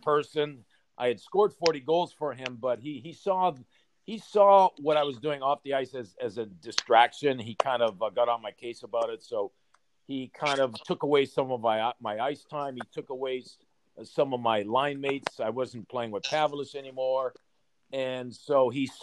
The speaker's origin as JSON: {"language": "English", "town": "Sudbury", "region": "Ontario", "country": "Canada", "tie": "born or raised there", "said": "I was born and raised in Sudbury"}